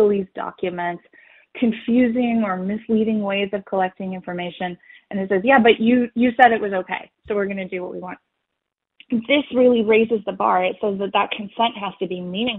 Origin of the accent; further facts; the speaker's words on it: Canada; as a Canadian